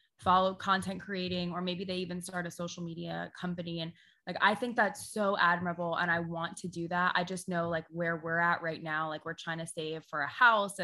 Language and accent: English; Sarasota, Florida, United States; moved away as an adult; now in St. Petersburg, United States; we're originally from Sarasota